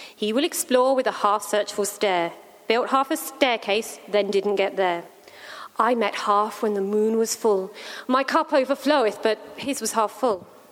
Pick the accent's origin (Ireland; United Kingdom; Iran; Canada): United Kingdom; England; now in Australia; as English, British